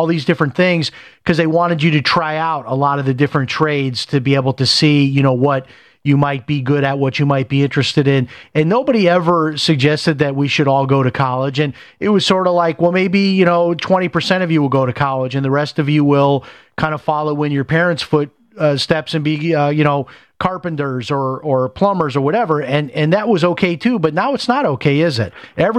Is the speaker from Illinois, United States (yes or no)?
yes; Chicago, Illinois, United States; I remember I grew up in Chicago, and in the school I went to, the schools I went to, most of our parents were blue collar workers